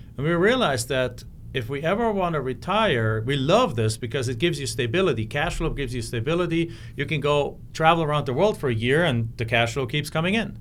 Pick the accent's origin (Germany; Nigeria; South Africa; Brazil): Germany; moved away as an adult; my hometown in Germany